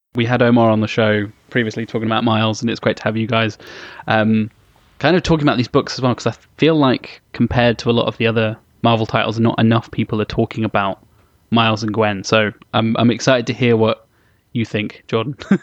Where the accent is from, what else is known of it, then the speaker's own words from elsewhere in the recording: England, United Kingdom; I'm English